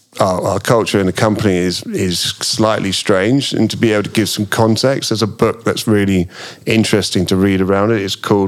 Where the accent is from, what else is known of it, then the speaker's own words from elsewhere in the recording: England, United Kingdom; I can be very English